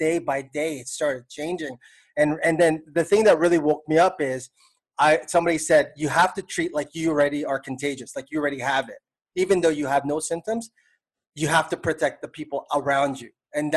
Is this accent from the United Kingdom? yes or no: no; Toronto, Ontario, Canada; now in Philippines; I'm from Toronto